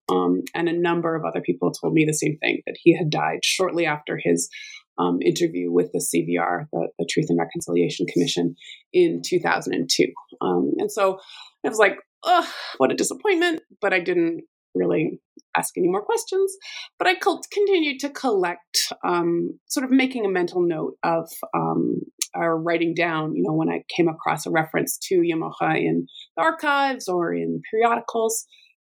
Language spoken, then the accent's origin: English; Alberta, Canada; So I'm from Alberta and have the amazing fortune of working in the same place that I grew up and did my undergraduate degree.